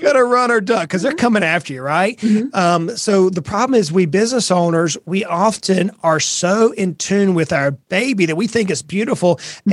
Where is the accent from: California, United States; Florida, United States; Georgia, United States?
Georgia, United States; South; moved away as an adult; also born or lived in Brunswick, Georgia; now in East Tennessee, United States; I was born and raised in South Georgia